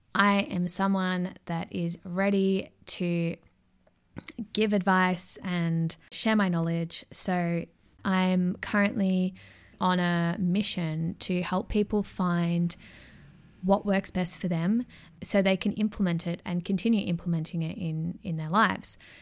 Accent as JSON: {"language": "English", "town": "Melbourne", "region": "Victoria", "country": "Australia", "tie": "born or raised there", "accent": "Aussie", "said": "I was born and raised in Melbourne, Victoria"}